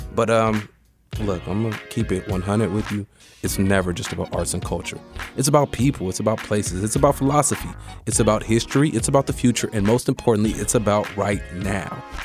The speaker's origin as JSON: {"language": "English", "area": "Bay Area", "region": "California", "country": "United States", "said": "I'm from the Bay Area"}